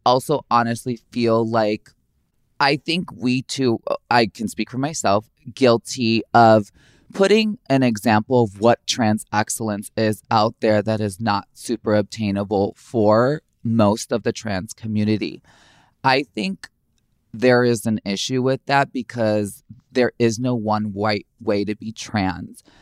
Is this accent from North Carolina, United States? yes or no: no; Chicago, Illinois, United States; Growing up in Chicago, it's very urban